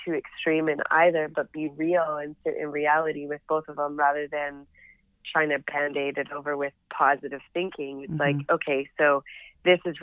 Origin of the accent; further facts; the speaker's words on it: Canada; moved away as an adult; also born or lived in Edmonton; now in Los Angeles, United States; being a Canadian living in California